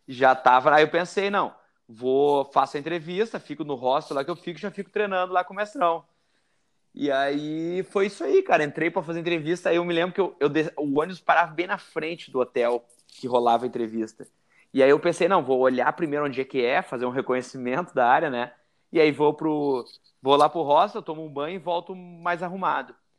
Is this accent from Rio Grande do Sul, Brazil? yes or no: yes; Rio Grande do Sul, Brazil; eu sou do Rio Grande do Sul, não sei se deu para para ver pelo sotaque.